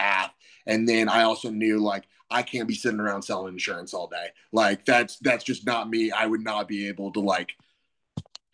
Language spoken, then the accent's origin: English; Kansas City, Missouri, United States; moved away as an adult; also born or lived in Ohio; growing up in Kansas City